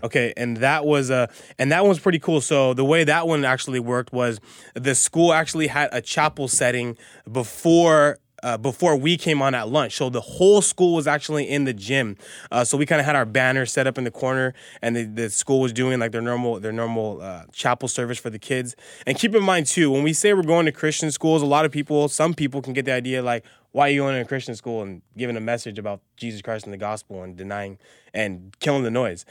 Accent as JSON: {"language": "English", "town": "Azusa", "region": "California", "country": "United States", "tie": "born or raised there", "said": "I grew up in Azusa, I live in Azusa."}